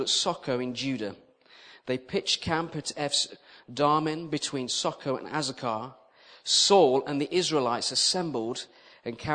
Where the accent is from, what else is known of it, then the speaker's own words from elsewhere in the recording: Walsall, near Birmingham, West Midlands, United Kingdom; moved away as an adult; also born or lived in Sheffield / Hull; I'm from the West Midlands originally, a place called Warsaw, near Birmingham, if you know that. I lived there for 19 years.